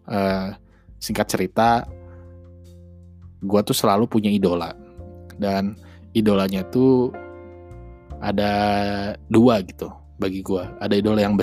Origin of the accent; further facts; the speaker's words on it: Bandung, West Java, Indonesia; gue asli Bandung orang Sunda asli jadi kalau misalkan masih terdengar cengkoknya